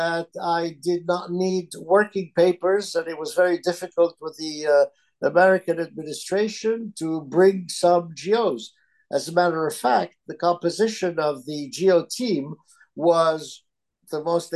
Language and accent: English; Alexandria, Alexandria Governorate, Egypt; first language Italian; English is a second language; moved away; also born or lived in Philadelphia, United States; I was born and raised in Egypt, so I speak Arabic.